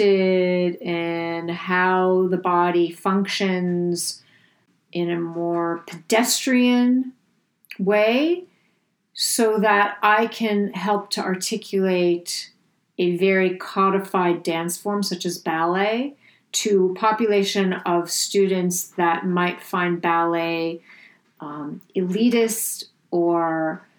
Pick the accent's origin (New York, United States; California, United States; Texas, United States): New York, United States; New York City; I was raised in New York City in a rent stabilized apartment on Park Avenue